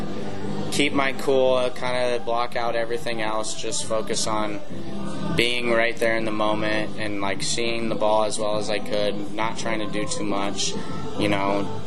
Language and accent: English; Omaha, Nebraska, United States; I'm from Omaha.